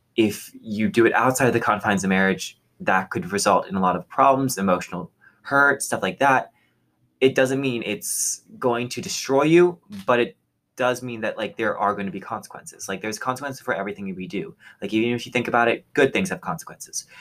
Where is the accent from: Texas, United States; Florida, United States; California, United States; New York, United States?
Texas, United States; moved away as an adult; I'm originally from Texas, and so I thought back at the community I had there